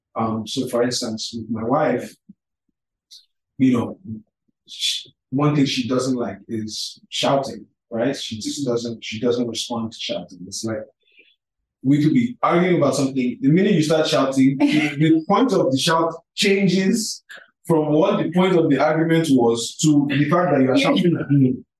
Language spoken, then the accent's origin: English; Lagos, Nigeria; also born or lived in United States; I'm from Lagos. I'm from Calabar. My mom is Calabar. My dad is from Lagos. I spent most of my growing up years here